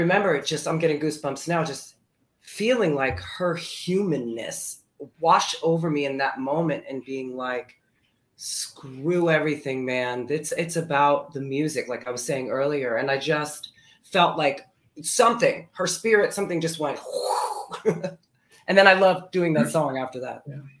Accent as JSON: {"language": "English", "region": "Florida", "country": "United States", "tie": "born or raised there", "also_born_or_lived": "New Brunswick, New Jersey / Fort Lee, New Jersey", "moved": "as an adult", "lives_now": "New York City, United States", "said": "I was um, two when we moved to Florida"}